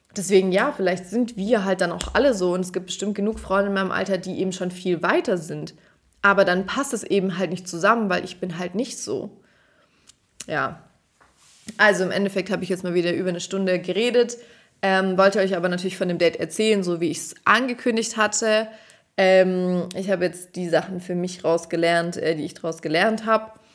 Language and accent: German; Swabia, Germany; accent: Swabian; moved away; wenn ich zu Hause bin, rede ich halt Schwäbisch